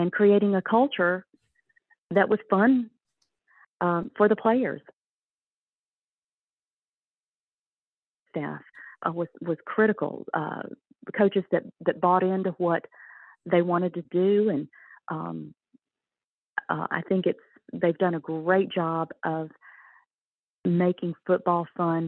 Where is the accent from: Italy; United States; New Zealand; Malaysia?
United States; Winder, Georgia; I grew up in Winder, Georgia, 20 miles from Athens, the University of Georgia